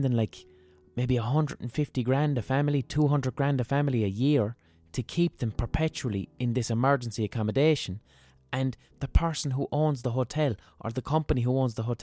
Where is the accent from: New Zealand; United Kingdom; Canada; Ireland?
Ireland; Limerick, Munster; growing up in Limerick